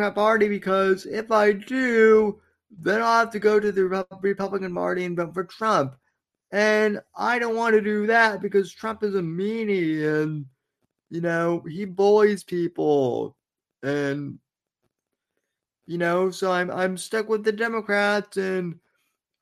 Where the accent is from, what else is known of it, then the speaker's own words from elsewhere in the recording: Florida, United States; I'm from Florida